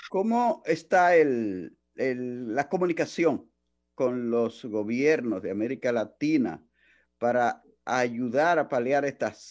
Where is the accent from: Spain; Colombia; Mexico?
Mexico; soy de México.